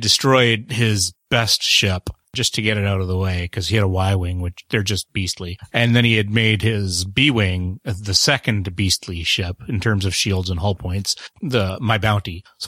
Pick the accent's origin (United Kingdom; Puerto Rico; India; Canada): Canada; I'm the Canadian.